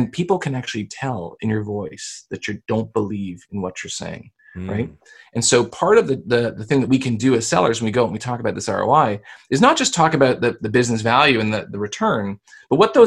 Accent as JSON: {"language": "English", "country": "Canada", "said": "I'm Canadian"}